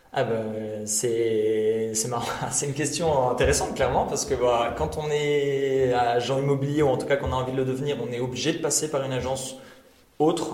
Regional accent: Tournai, Wallonia, Belgium; je suis pur tournésien

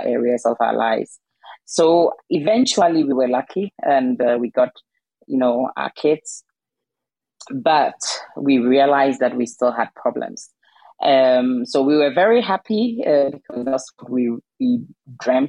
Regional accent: Ghana; now in Denmark; I'm originally from Ghana and my husband is Danish

